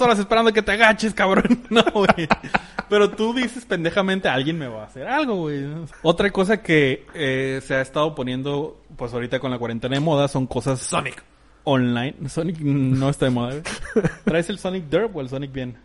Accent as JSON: {"language": "Spanish", "country": "Mexico", "said": "en México estamos muy aculturados a ser muy calurosos o muy cercanos"}